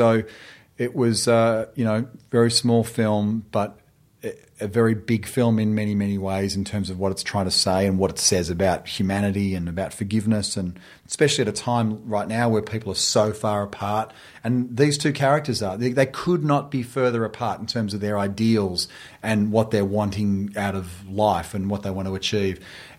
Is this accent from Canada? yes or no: no; Australia; moved away; they're calibrating the fact that I'm Australian.